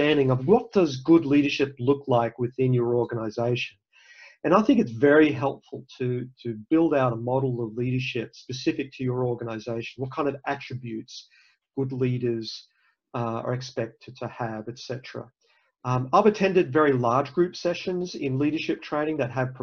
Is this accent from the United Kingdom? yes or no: no; Australia; moved away as an adult; also born or lived in Cairns; now in United States; I'm not from the US, I'm from Australia